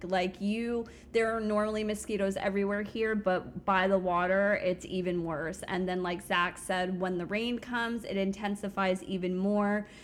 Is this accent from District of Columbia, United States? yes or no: no; South Florida, United States; now in Central Florida, United States; I grew up in South Florida